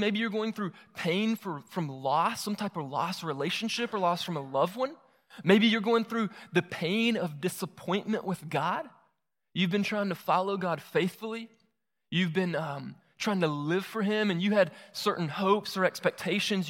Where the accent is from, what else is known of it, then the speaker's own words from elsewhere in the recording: Moultrie, Georgia, United States; moved away as an adult; also born or lived in Augusta, Georgia; move back to my hometown, Moultrie, Georgia